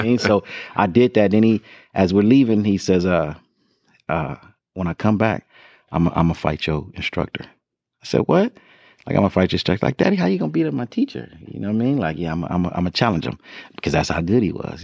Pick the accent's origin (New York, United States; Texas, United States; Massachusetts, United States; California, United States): California, United States; Compton; I'm really the real born and raised in Compton